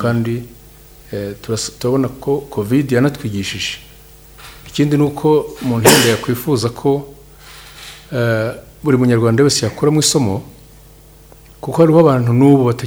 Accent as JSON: {"language": "Kinyarwanda", "country": "Rwanda", "said": "natwe kandi abanyarwanda"}